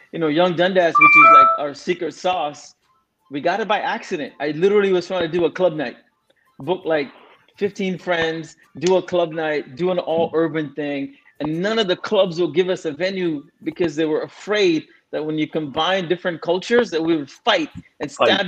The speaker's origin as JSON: {"language": "English", "country": "Singapore", "tie": "born or raised there", "also_born_or_lived": "India / Scarborough, Canada", "moved": "yes", "lives_now": "Canada", "said": "Like I was born in, in, in, India, but I left when I was three. I grew up in Singapore"}